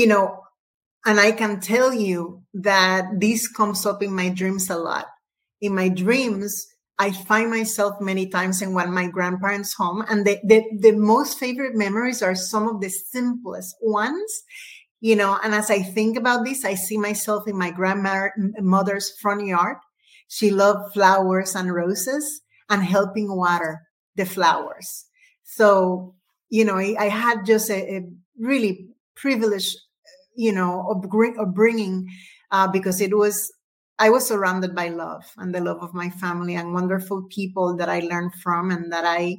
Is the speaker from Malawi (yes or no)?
no; Puerto Rico; I was born and I grew up in Puerto Rico, a small but mighty island in the Caribbean, U.S. territory